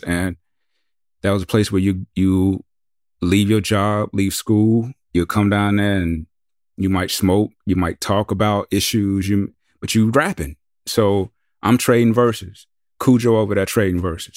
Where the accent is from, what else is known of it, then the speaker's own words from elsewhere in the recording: the South, United States; we're from the South